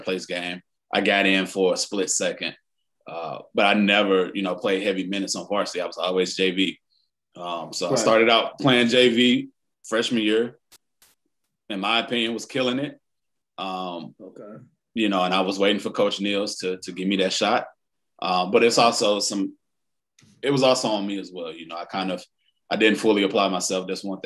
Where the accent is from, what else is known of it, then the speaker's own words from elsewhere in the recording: St. Louis, Missouri, United States; I grew up in Walnut Park